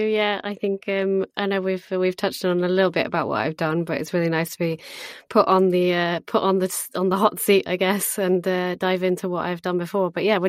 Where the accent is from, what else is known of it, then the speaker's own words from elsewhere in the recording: Algarve, Portugal; I'm British, born and raised in Portugal, in the sunny Algarve, south of Portugal. Absolutely incredible upbringing.